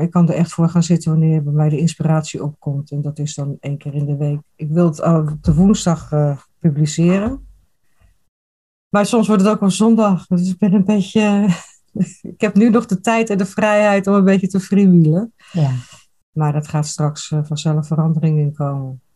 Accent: Rotterdam, South Holland, Netherlands; now in eastern Netherlands; Ik kom uit Rotterdam

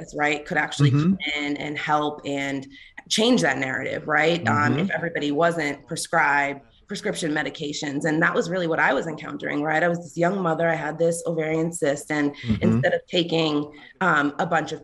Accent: Boston, Massachusetts, United States; also born or lived in Mattapan / Stoughton, Massachusetts / Philadelphia / Los Angeles; I'm from Boston. I'm originally from Dorchester

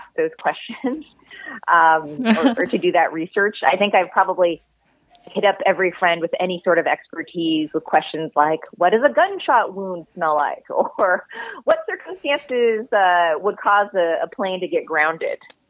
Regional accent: Bay Area, California, United States; I am back in the same house that I grew up

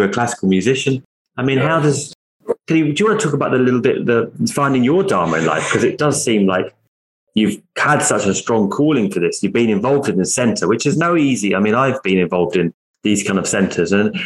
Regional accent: Essex, East of England, United Kingdom; I was from Essex. You know, it's more of a working class area

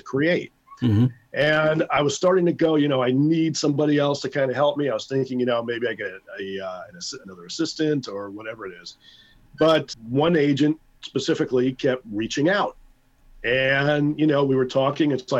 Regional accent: New York City, New York, United States; I'm from Brooklyn

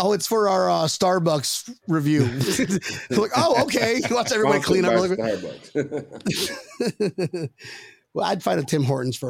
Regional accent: Philippines; I'm Filipino, so I'm 5'6" on a ladder.

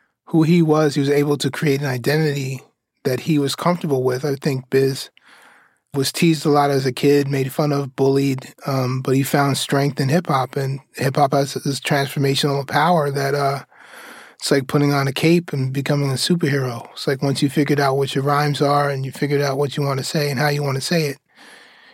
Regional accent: New York City, New York, United States; growing up in Queens, across the street from the Astoria Projects

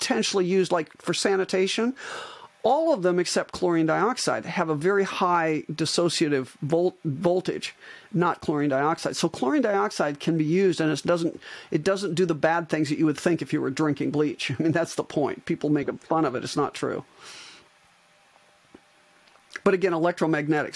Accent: Iowa, United States; moved away as an adult; also born or lived in Arizona; I'm an Iowan, and I moved back when I retired from my spine practice. I moved back from Arizona to Iowa

